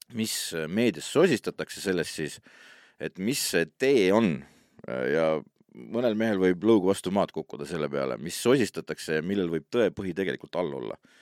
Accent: Estonia; mina olen muidugi eestlane

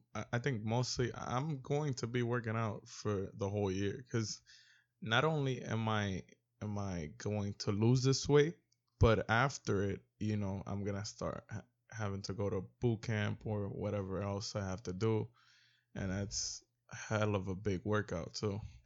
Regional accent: New York, United States; I'm originally from New York

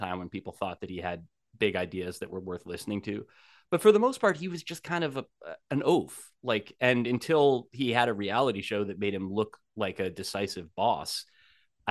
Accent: New Jersey, United States; I grew up in New Jersey

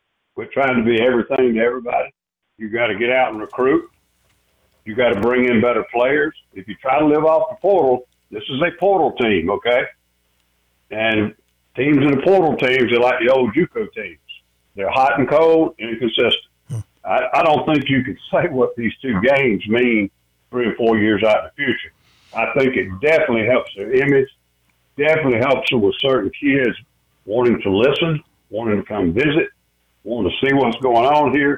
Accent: South Carolina, United States; I'm born and raised in South Carolina

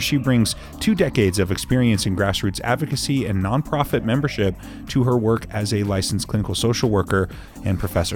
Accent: Washington, United States; also born or lived in Colorado / Austin, Texas; now in Salt Lake City, United States; my home state of Washington

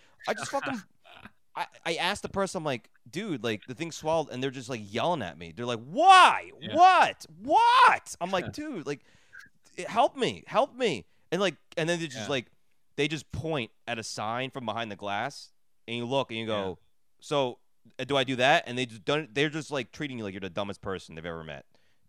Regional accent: United States; just from being like an American

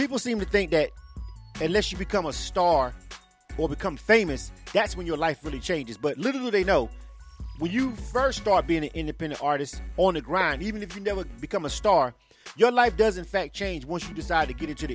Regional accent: Panama City, Florida, United States; moved away as an adult; now in Atlanta, United States; I'm actually born and raised in Panama City, Florida

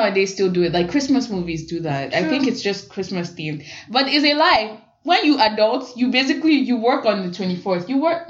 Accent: Ijebu, Ogun State, Nigeria; I'm from Ijebu, so we'd go with all our extended family, my grandpa, grandma, aunties, uncles, cousins.

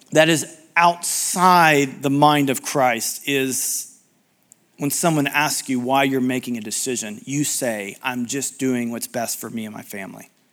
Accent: United States; being American

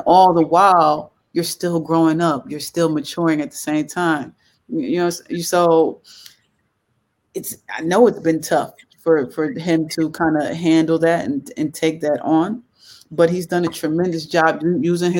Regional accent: Paterson, New Jersey, United States; now in Los Angeles, United States; I'm born and raised in Jersey

